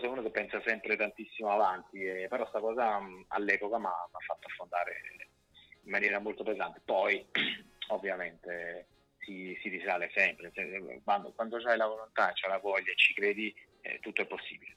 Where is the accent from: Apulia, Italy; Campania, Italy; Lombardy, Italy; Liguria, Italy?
Campania, Italy; Naples; now in Milan, Italy; della mia terra